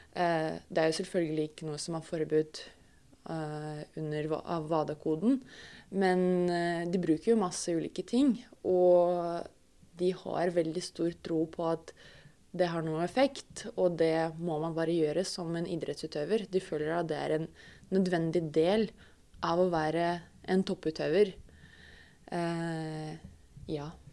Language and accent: Norwegian; Russia; Norwegian is a second language; moved away as an adult; now in Norway